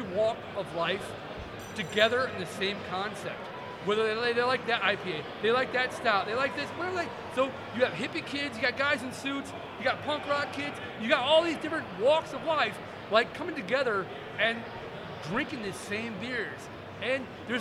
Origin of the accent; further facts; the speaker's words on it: Northern Indiana, United States; moved away as an adult; also born or lived in Kentucky / Bloomington, Indiana; now in Long Island, United States; I grew up in Northern Indiana.